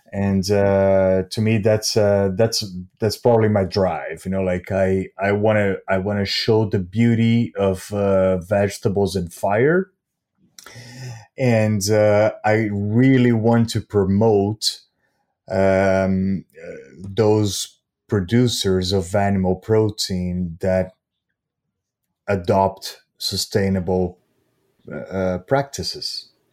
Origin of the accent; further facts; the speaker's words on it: São Paulo, Brazil; moved away as an adult; also born or lived in California / New York; I went back to Brazil with this idea of, um, bringing the barbecue culture, uh, to, to São Paulo, my hometown